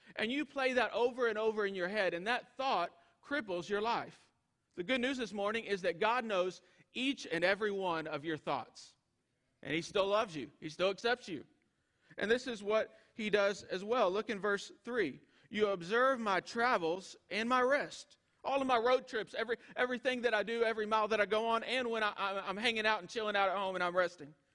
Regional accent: East Texas, United States; moved away as an adult; also born or lived in Arkansas / Georgia; East Texas catfish that I was raised on

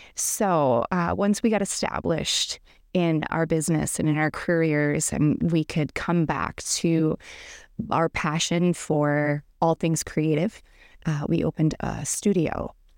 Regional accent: Minot, North Dakota, United States; I grew up in Minot, North Dakota

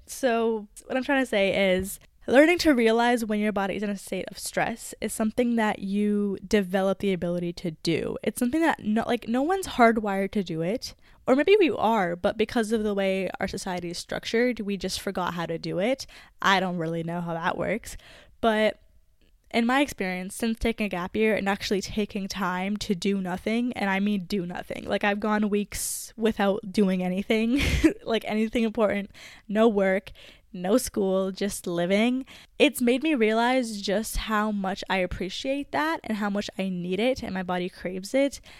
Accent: Canada; I am not in my home country, which I guess would be Canada

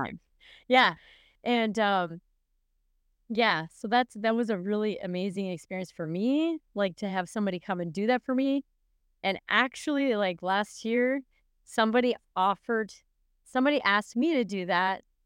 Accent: Canada; moved away as an adult; now in Minnesota, United States; officially I'm from Canada

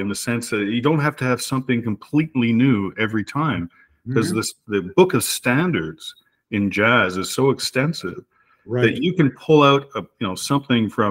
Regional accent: Montreal, Quebec, Canada; moved away as an adult; now in Manotick, Canada; We moved here in 1999 from Montreal. I grew up in Montreal, Quebec

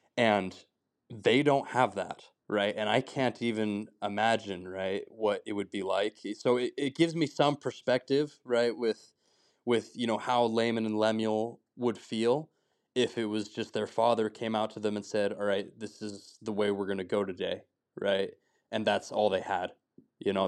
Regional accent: Heber City, Utah, United States; I'm from Heber City. I grew up there pretty much my whole life.

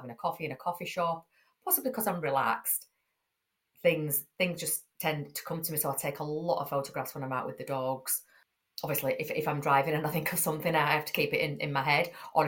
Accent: Yorkshire and the Humber, United Kingdom; I'm from Yorkshire, I speak how I speak, it's no good trying to kind of put this voice on and this posh accent if I haven't got it

